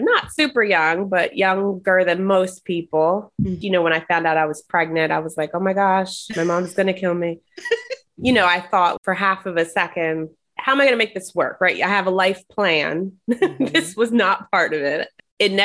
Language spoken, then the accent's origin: English; New Jersey, United States; moved away; I'm originally from New Jersey